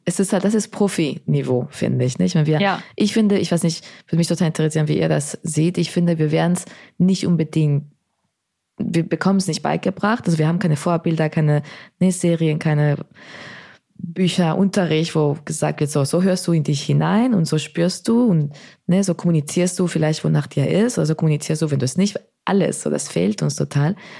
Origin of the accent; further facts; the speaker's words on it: Spain; now in Berlin, Germany; ich bin in Spanien aufgewachsen